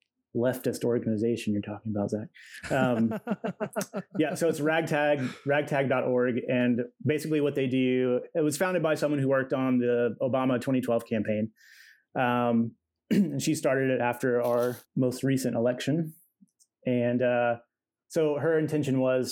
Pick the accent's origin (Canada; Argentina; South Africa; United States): United States; Cleveland, Tennessee; moved away as an adult; also born or lived in Roanoke, Virginia / Tampa, Florida; now in Cincinnati, United States; I was born in Roanoke, Virginia. Okay. And I moved to Cleveland, Tennessee. And that's where I grew up, essentially.